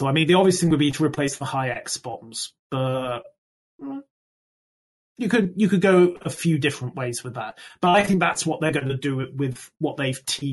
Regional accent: United Kingdom; I am British

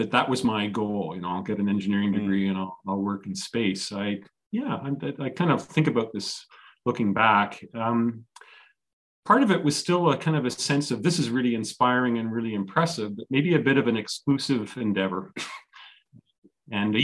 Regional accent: Toronto, Ontario, Canada; also born or lived in Halifax, Nova Scotia / Ottawa, Ontario; I was born on the East Coast in Halifax, spent a couple of years in Ottawa, but then I've spent the most of my life around the Toronto area in various spots

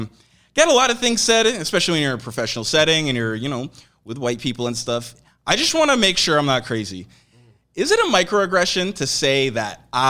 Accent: Oakville, Ontario, Canada; when I grew up in Oakville

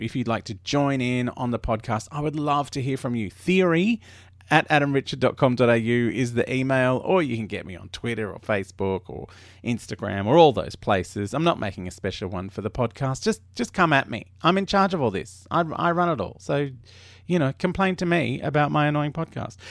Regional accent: Australia; I grew up in Australia

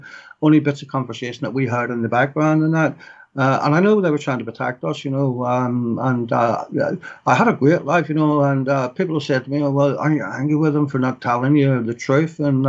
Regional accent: Belfast, Northern Ireland, United Kingdom; moved away; also born or lived in London; I was a proud wee prod growing up in Glencairn

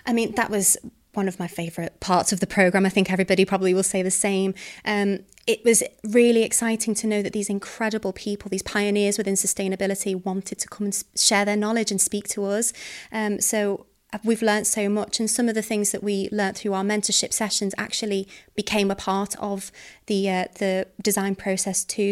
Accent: the Wirral, North West England, United Kingdom; I'm from the Wirral.

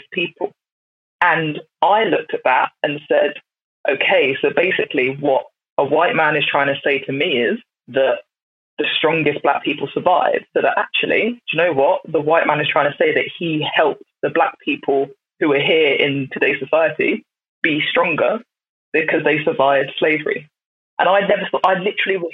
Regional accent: Brighton, South East England, United Kingdom; I grew up in the South, so in Brighton.

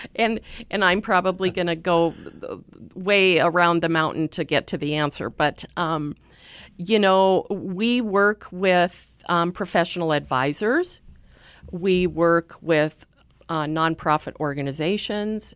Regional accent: Sturgis, South Dakota, United States; I grew up in Sturgis, and so, um, Sturgis is kinda near and dear to me

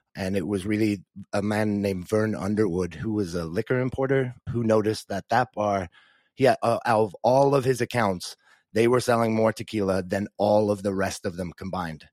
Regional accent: Dublin, Leinster, Ireland; moved away as an adult; also born or lived in New Zealand; now in Dallas, United States; I grew up in Dublin, Ireland

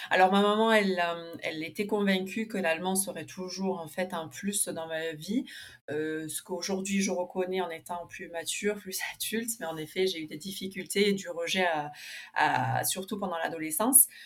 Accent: Buenos Aires, Argentina; j'ai 35 ans, donc je suis née en Argentine à Buenos Aires, d'un papa argentin et d'une maman allemande prof d'allemand. Donc en fait, je me suis, j'ai toujours été scolarisée dans une école germano-argentine, puis ensuite franco-allemande.

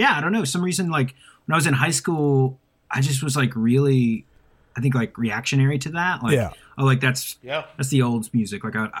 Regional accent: Asheville, North Carolina, United States; I'm originally from Asheville, North Carolina.

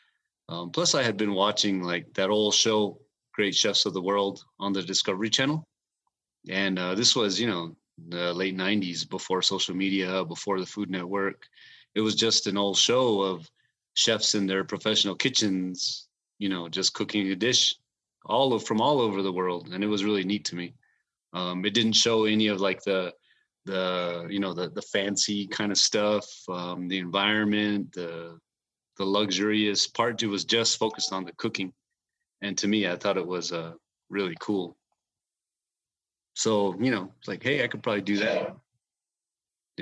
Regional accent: White River, Arizona, United States; also born or lived in Window Rock, Arizona / Phoenix, Arizona; I grew up in White River, Arizona, on the White Mountain Apache tribe. I was born there and I lived there till I was about 10 years old. Or 11, and my family moved away to the Navajo Nation, and my family lived in Window Rock, Arizona, and I stayed there till I graduated from high school

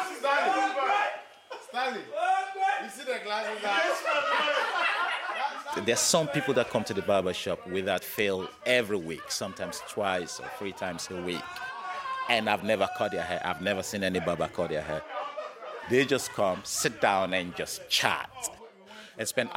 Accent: Nigeria; now in London, United Kingdom; I'm from Nigeria originally. I came to the UK in the year 2010.

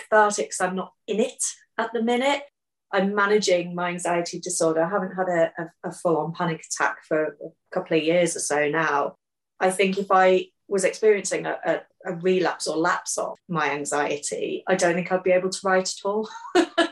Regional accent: Hull, Yorkshire and the Humber, United Kingdom; Hull, my hometown.

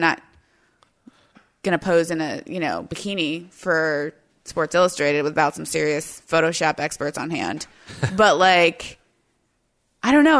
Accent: United States; as like an American

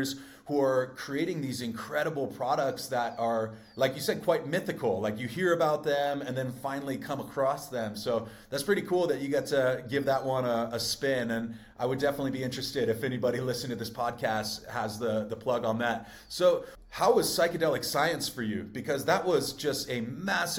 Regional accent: California, United States; I'm a Californian by trade

